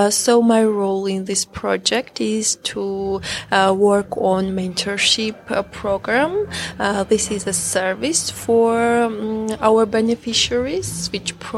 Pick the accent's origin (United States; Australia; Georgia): Georgia; English is a second language; Uh, I'm from Georgia I live in Tbilisi